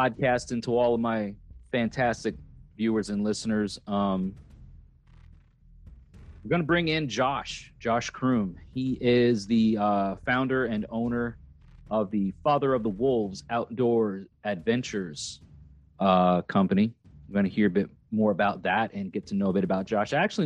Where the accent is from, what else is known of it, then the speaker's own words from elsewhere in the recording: Long Island, New York, United States; moved away; also born or lived in Catskills, New York; I'm not even from upstate New York, but I'm from Long Island, and I moved to like the lower foothills of the Catskill Mountain Range.